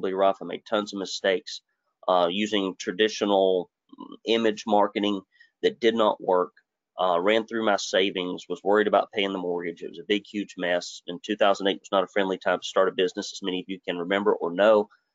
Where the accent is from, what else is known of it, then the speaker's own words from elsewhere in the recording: Arab, Alabama, United States; I grew up in Arab, Alabama, and we were poor folks to poor folks.